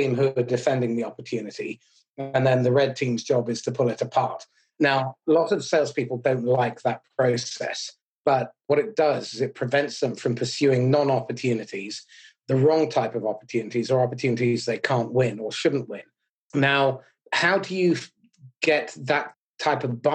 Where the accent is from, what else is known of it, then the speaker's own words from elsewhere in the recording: United Kingdom; as a Brit